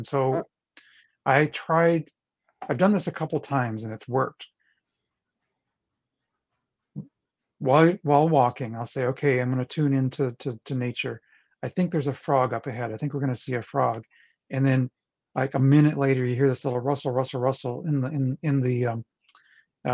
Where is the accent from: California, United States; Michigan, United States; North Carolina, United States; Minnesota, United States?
Michigan, United States; northern Lower; I'm from Michigan, way north, not in the Upper Peninsula, but there's a tiny little peninsula on the lower side of Michigan